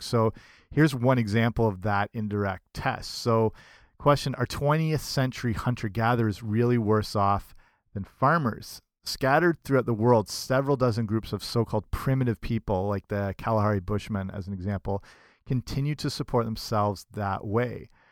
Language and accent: English; Canada; I'm Canadian